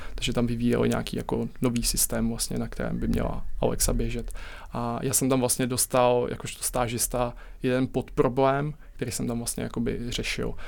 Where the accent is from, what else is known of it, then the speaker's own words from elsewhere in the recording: Czechia; my Češi